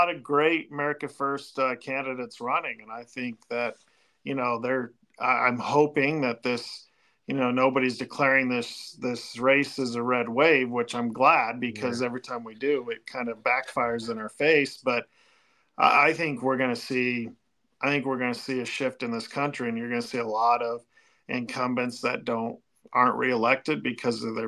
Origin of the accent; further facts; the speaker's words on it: Fort Collins, Colorado, United States; in my hometown